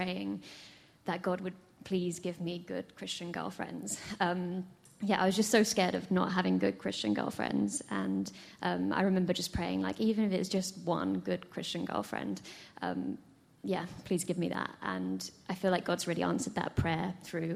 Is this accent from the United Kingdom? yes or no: yes; England, United Kingdom; moved away as an adult; now in United States; my family are there